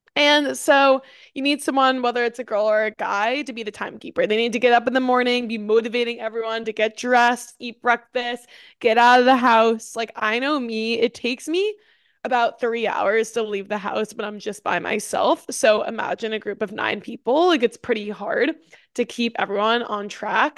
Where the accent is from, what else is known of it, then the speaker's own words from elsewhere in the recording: New York, United States; growing up in New York, I had, like, the fall vibe